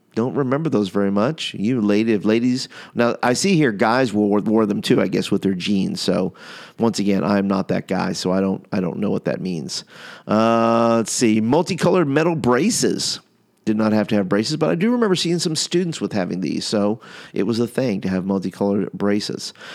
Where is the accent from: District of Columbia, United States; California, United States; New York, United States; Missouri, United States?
New York, United States; now in Alabama, United States; I'm from New York